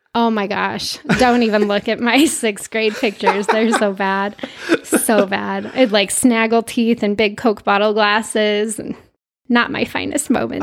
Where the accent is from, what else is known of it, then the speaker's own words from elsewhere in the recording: Utah, United States; I'm from Utah